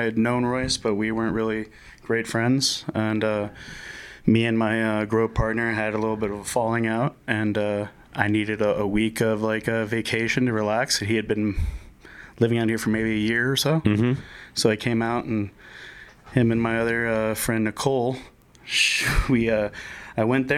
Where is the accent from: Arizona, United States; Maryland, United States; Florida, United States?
Florida, United States; Miami; moved away as an adult; now in Denver, United States; I am born and raised in Miami. Came out here in uh, November 2017.